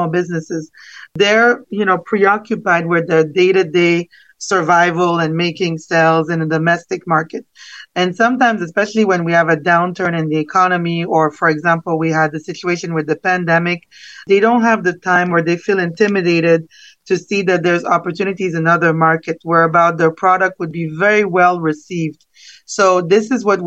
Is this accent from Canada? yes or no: yes; Canada; moved away as an adult; now in South Florida, United States; I'm originally from Canada and I studied marketing and international business. And I moved here to South Florida 15 years ago